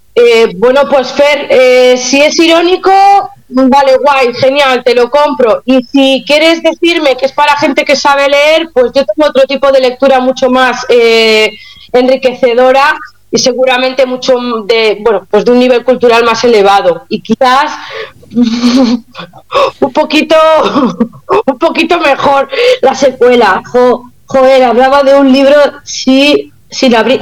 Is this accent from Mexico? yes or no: no; Catalonia, Spain; soy catalana